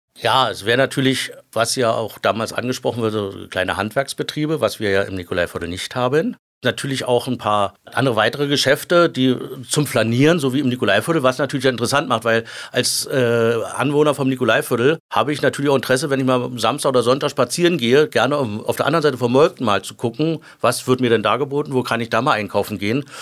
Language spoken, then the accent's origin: German; Berlin, Germany; also born or lived in Lankwitz, Berlin / Glienicke/Nordbahn, Brandenburg; Ich bin ja, wie gesagt, der geborene Zehlendorfer. Ich bin in Düppelsüd aufgewachsen, also genau gegenüber von Kleinmachnow